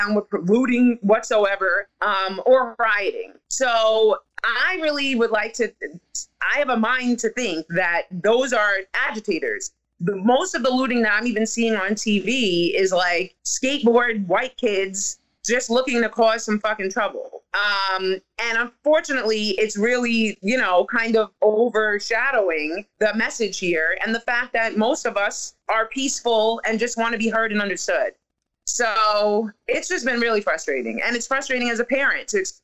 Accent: New York City, New York, United States; I'm from Staten Island, where we had Eric Garner 6 years ago

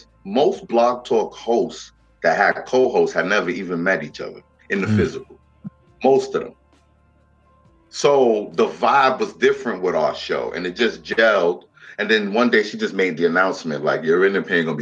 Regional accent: New York City, New York, United States; me growing up in the Bronx

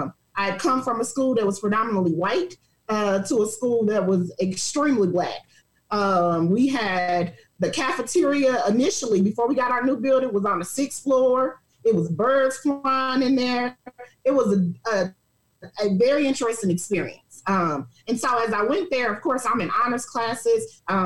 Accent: St. Louis, Missouri, United States; also born or lived in Dallas, Texas; So I actually grew up, I was born in St. Louis. We did a lot of back and forth moving between St. Louis and Dallas as I was coming up.

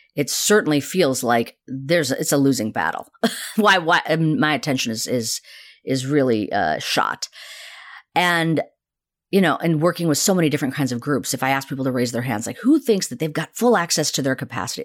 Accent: India; moved away; I was actually born in the town that Gandhi's ashraman i-, is

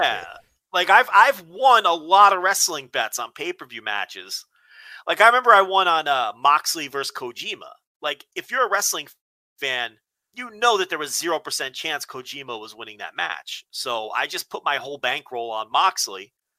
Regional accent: New Jersey, United States; growing up in New Jersey

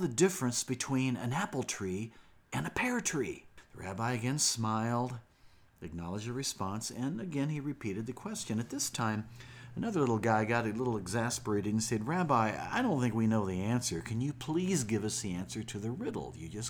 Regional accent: Springfield, Illinois, United States; born or raised there

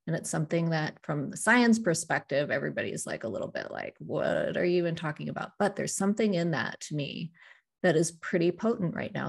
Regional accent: South Dakota, United States; growing up in South Dakota

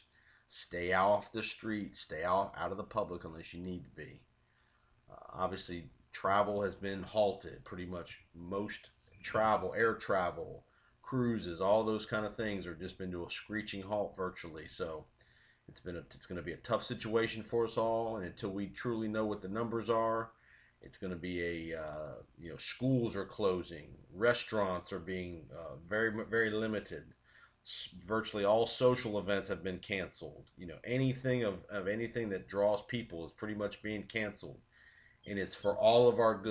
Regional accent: Tampa, Florida, United States; my hometown, my team, the Tampa Bay Buccaneers

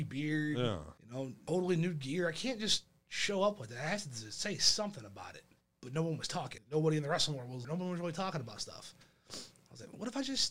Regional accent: Monroe, United States; my hometown in Monroe

